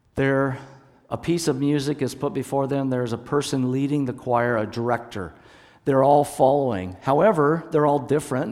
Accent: Hood Canal area, Washington, United States; I was born up in Washington State, up on the Hood Canal area of Washington. And so the church where my dad was the pastor was right at the base of the Olympic Mountains

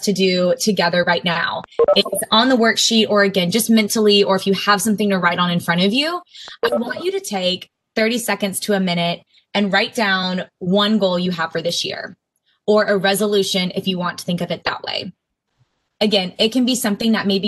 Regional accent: Austin, Texas, United States; moved away as an adult; now in Winston-Salem, United States; I am a Texas native. I grew up in Austin.

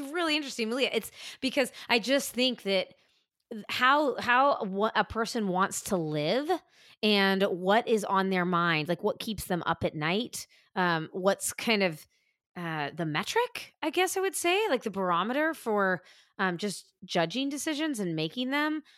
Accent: California, United States; moved away as an adult; also born or lived in New York; growing up in California and then spending fifteen years in New York

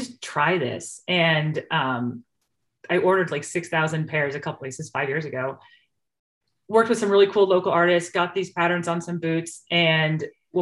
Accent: New York, United States; moved away as an adult; now in Idaho, United States; I'm from New York

